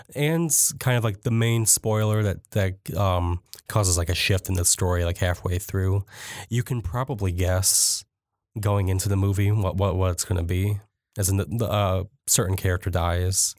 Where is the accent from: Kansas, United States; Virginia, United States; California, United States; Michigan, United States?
Michigan, United States; Jackson; I grew up in Jackson